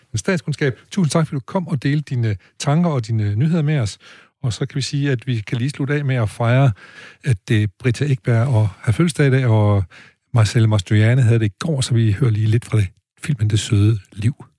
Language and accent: Danish; Aarhus, Central Denmark Region, Denmark; da jeg voksede op i Aarhus